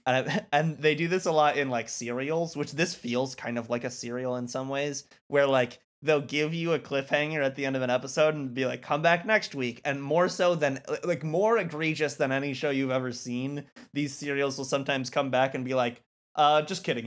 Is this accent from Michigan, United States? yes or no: yes; Muskegon, Michigan, United States; my hometown, Muskegon, at least one, Muskegon, Michigan